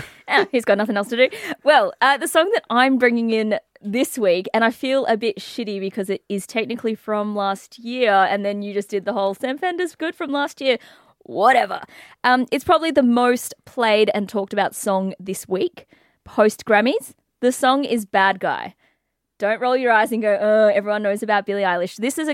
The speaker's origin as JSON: {"language": "English", "region": "England", "country": "United Kingdom", "said": "Hello, I'm from England."}